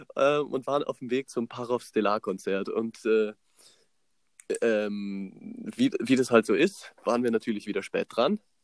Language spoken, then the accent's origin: German; Germany; Ich so aus Deutschland